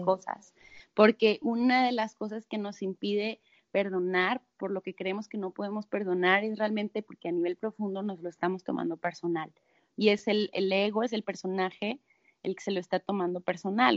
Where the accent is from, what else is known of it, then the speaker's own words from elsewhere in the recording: Monterrey, Nuevo León, Mexico; yo soy de Monterrey